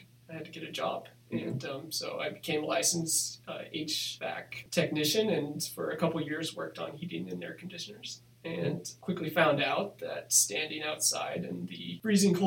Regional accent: Twin Falls, Idaho, United States; also born or lived in Iowa; now in Moscow, United States; I typically claim Idaho is my home state.

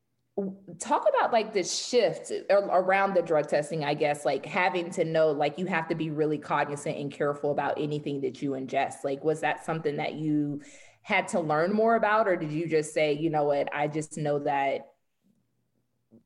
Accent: Atlanta, Georgia, United States; I'm born and raised in Atlanta

